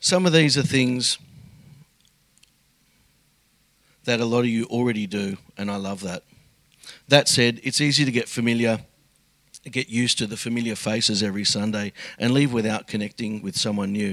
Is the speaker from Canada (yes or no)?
no; Sydney, New South Wales, Australia; moved away as an adult; now in Melbourne, Australia; I moved to Melbourne from Sydney several years ago, where I grew up in a family of seven.